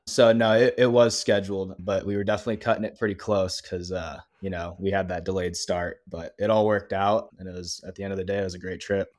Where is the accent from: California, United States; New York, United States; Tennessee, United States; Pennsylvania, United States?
California, United States; Southern; moved away as an adult; now in Flagstaff, United States; I grew up playing in Southern California.